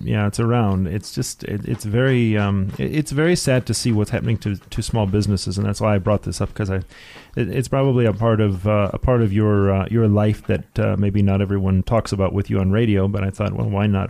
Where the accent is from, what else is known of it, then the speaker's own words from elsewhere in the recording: Detroit, Michigan, United States; now in South Africa; I'm from Detroit